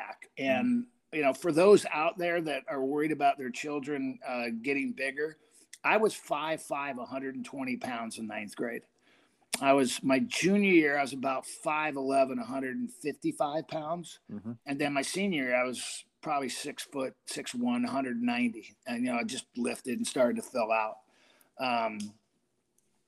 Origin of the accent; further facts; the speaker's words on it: Orange County, California, United States; I grew up in Orange County, California